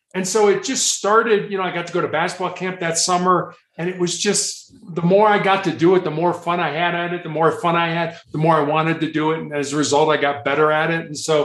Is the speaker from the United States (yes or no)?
yes; Chicago, Illinois, United States; Chicago was a lot of fun, you know, big city. My mom and dad were born there. My grandparents are from there and stuff like that.